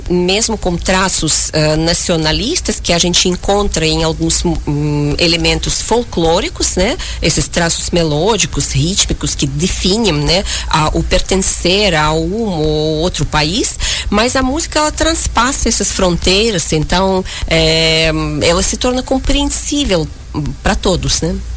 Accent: Uzbekistan; moved away; eu nasci em 1979, uh, ah, perto de Tashkent, capital do Uzbequistão

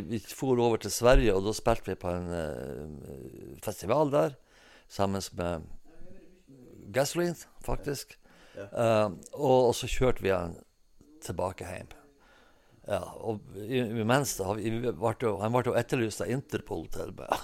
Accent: Hemnesberget, Nordland, Norway; Jeg er født og oppvokst eh, på 50-tallet på Hemnesberget

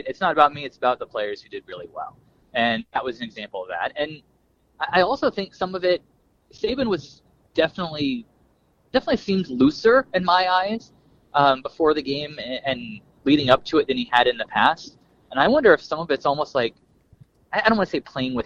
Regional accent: Kokomo, Indiana, United States; now in Tampa, United States; I was born in Kokomo. As we sit here right now, I'm driving to say hey to my mom in Columbus, about halfway between Indianapolis and Louisville

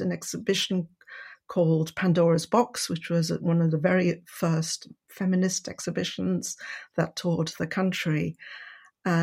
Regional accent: Wales, United Kingdom; also born or lived in Paris, France; now in Cornwall, United Kingdom; I was born in Paris, grew up in France and Wales. I live in Cornwall, just under Bodmin Moor. I'm of French, Welsh and Indian heritage. I was brought up by my Indian grandmother in Mid Wales.

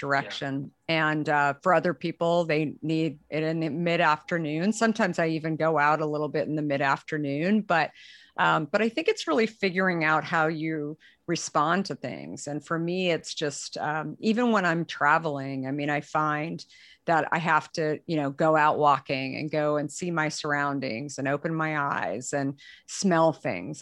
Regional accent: Arizona, United States; also born or lived in San Francisco; now in Marin County, United States; I had actually grown up, um, in Arizona

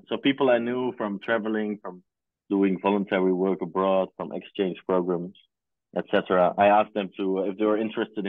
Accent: near Groningen, Netherlands; I grew up in a small town near Groningen.

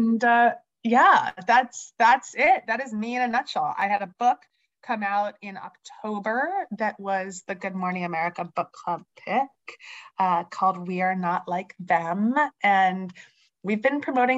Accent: Bucks County, Philadelphia suburbs, Pennsylvania, United States; I grew up in the Philly suburbs in Bucks County.

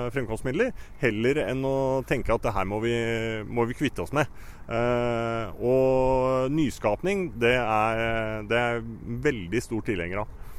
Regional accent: Lillehammer, Innlandet, Norway; jeg er jo født og oppvokst på Lillehammer

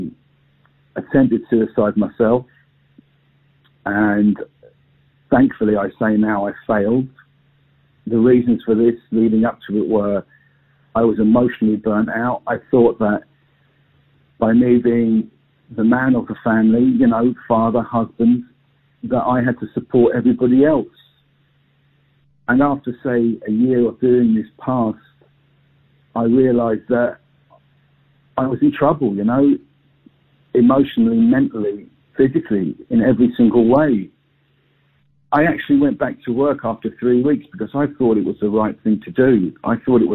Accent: London, United Kingdom; moved away as an adult; now in Northern Ireland, United Kingdom; my family, we came over from London

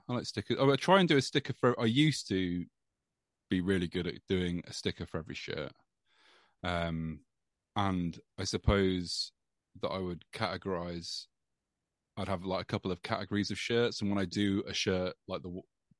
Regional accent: East Midlands, United Kingdom; This is like the town I grew up in Rutland.

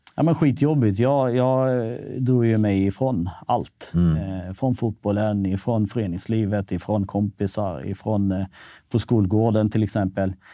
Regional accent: Malmö, Skåne, Sweden; also born or lived in Kosovo / Norrköping / Kisa / Stockholm; till Rosengård i Malmö. Och, egentligen landade ganska fint där

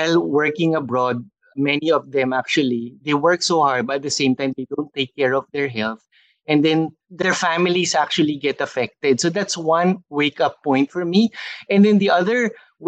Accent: Philippines; moved away as an adult; also born or lived in Singapore; being a Filipino-Chinese

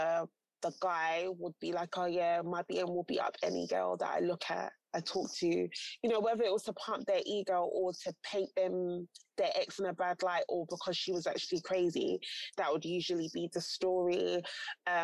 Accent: Ghana; I'm Ghanaian as well, there's like a cultural order of things as well.

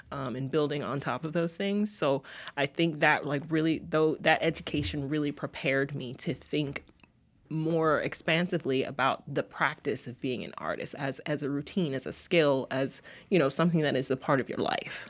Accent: Utica, Mississippi, United States; also born or lived in Lubbock, Texas; I am from Utica, Mississippi, which is s, south of Jackson

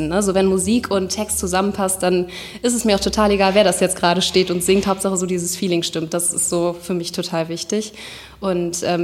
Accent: Cologne, North Rhine-Westphalia, Germany; born there; also born or lived in Nuremberg; ich bin in Köln in der Uniklinik geboren. Tatsächlich auch durch einen Zufall.

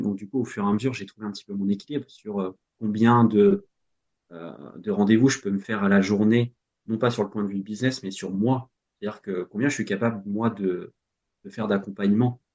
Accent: Normandy, France; moved away as an adult; also born or lived in Rennes; je suis normand donc j'habitais en, en, Normandie

